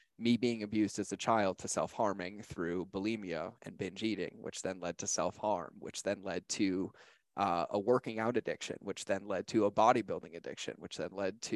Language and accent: English; Boston, Massachusetts, United States; moved away as an adult; I grew up in Boston, Massachusetts, right outside of Boston